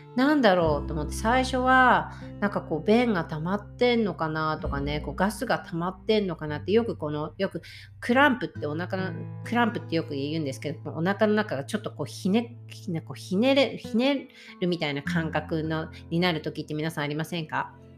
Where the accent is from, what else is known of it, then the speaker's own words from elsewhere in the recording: Japan; also born or lived in Florida, United States; now in Washington, United States; 私は日本日本で生まれてるってアメリカに今住んでる状態なのでアメリカにいてもやっぱり私の故郷っていうのはいつでも日本なんですけど